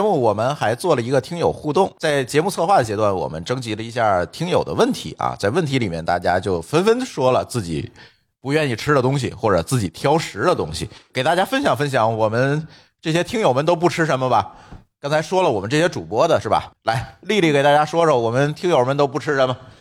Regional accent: northern China, China; 在咱北方

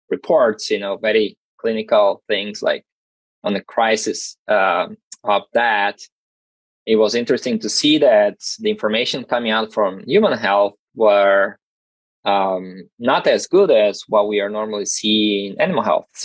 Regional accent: South Region, Brazil; English is a second language; moved away as an adult; And I'm originally from Brazil, so my master and PhD were were done all down in the south.

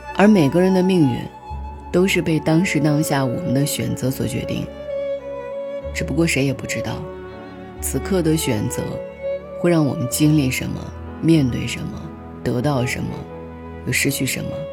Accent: China; 我们国家

